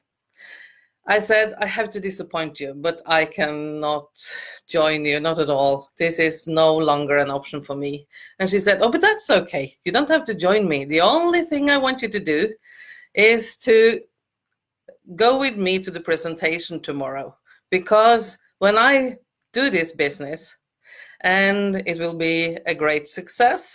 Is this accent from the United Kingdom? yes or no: no; Norway; I'm from Norway.